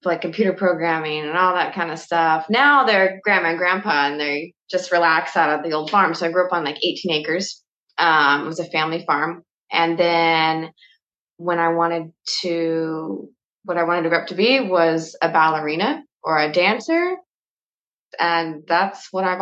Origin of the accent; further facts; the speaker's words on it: Yakima, Washington, United States; I was born in Yakima, Washington. It's a very small agricultural town.